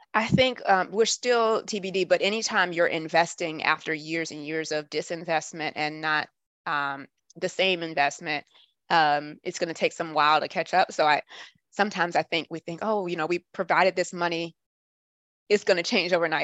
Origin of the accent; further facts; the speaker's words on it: Atlanta, Georgia, United States; moved away as an adult; also born or lived in New Jersey / Washington, D.C.; now I'm back home in my hometown of Atlanta.